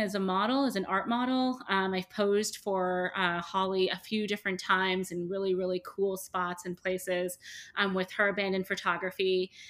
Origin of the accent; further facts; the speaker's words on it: Toronto, Ontario, Canada; moved away as an adult; now in New York, United States; I am originally from Toronto. I live in New York. I've been here for about seven years.